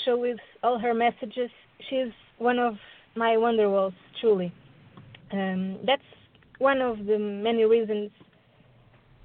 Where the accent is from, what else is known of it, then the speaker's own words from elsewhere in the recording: Portugal; I'm from Portugal.